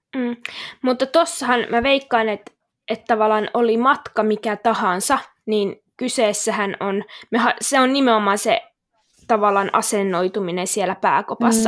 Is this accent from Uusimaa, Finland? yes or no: no; Kokkola, Central Ostrobothnia, Finland; moved away as an adult; also born or lived in Jyväskylä; now in Helsinki, Finland; mä oon siis alun perin Kokkolasta kotoisin